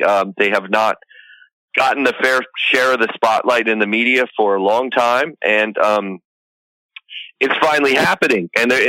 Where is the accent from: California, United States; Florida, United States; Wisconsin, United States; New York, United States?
California, United States; moved away; I'm from California originally